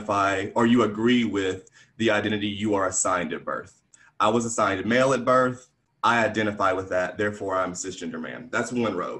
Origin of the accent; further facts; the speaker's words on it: Alabama, United States; moved away as an adult; now in Atlanta, United States; I'm from Alabama